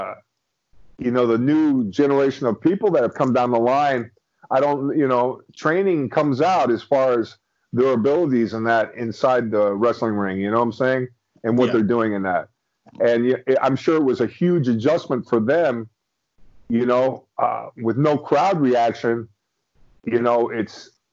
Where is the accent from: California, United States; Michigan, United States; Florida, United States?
Florida, United States; Miami; now in St. Petersburg, United States; huge wrestling fan growing up in Miami, Florida